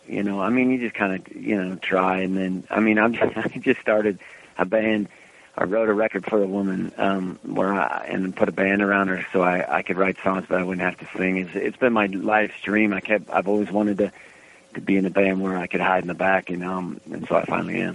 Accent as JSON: {"language": "English", "town": "Reno", "region": "Nevada", "country": "United States", "tie": "born or raised there", "said": "growing up in Reno"}